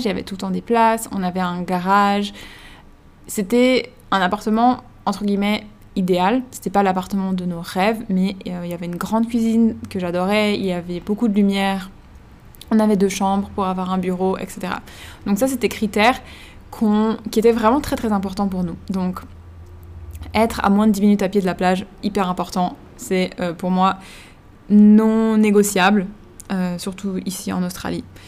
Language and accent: French; Switzerland; moved away; Quand on vient de Suisse